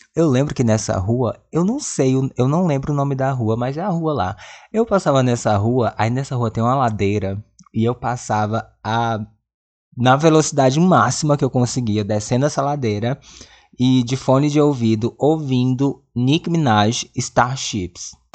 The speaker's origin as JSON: {"language": "Portuguese", "town": "Presidente Dutra", "region": "Maranhão", "country": "Brazil", "tie": "born or raised there", "moved": "yes", "said": "a cidade onde eu cresci, Presidente Dutra, Maranhão."}